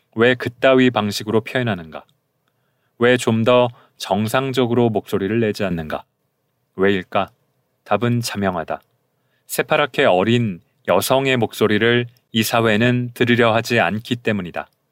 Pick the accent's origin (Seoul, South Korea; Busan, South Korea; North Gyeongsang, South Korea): Seoul, South Korea; accent: Seoul dialect; also born or lived in Gyeonggi Province / Gyeongsang Province / Gangwon Province / United States; 저는 서울 사투리를 주로 쓰는 이성애자 남성